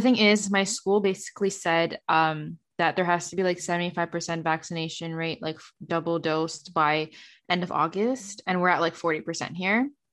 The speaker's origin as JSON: {"language": "English", "country": "Canada", "said": "work and make money in the states as a Canadian"}